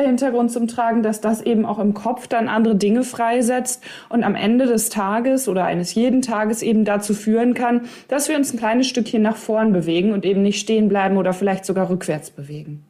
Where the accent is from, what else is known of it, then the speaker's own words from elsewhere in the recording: East Westphalia-Lippe, North Rhine-Westphalia, Germany; Ich komme ja aus Ostwestfalen, Lippe, also OWL.